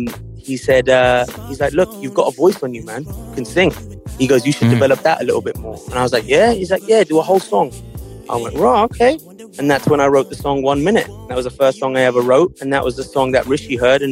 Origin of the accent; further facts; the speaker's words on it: United Kingdom; because yes, I'm British, and because of that, I was, you know, influenced by a lot of things in mainstream culture like R&B and hip hop, but also growing up in an Indian household